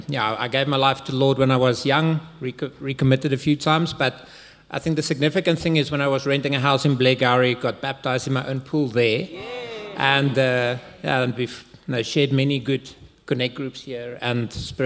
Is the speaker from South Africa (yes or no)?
yes; Cape Town, Western Cape, South Africa; moved away as an adult; also born or lived in Amsterdam, Netherlands; now in Johannesburg, South Africa; I am from Cape Town